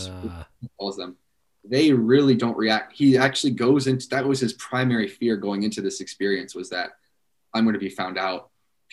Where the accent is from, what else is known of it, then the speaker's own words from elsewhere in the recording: United States; as an American